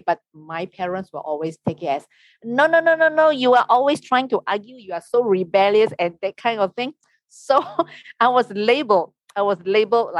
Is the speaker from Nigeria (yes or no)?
no; Malaysia; I'm from Malaysia. I am a local Malaysian tour guide